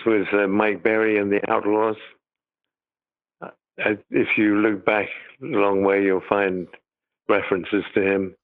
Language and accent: English; United Kingdom; moved away; I'm British